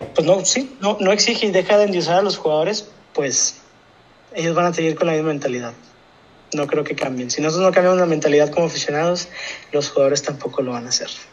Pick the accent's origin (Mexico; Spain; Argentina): Mexico; uno como mexicano quiere eso